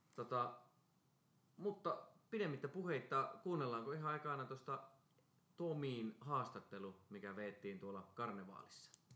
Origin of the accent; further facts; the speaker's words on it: Karstula, Central Finland, Finland; mä oon Karstulasta